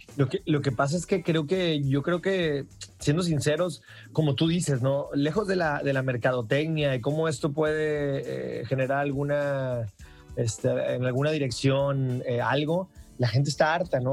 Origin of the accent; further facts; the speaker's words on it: Mazatlán, Sinaloa, Mexico; yo soy originario de Mazatlán